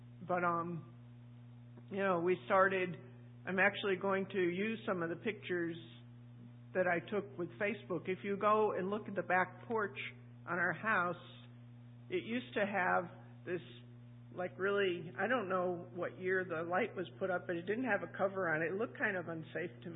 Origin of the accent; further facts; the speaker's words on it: New England, United States; moved away; I'm from New England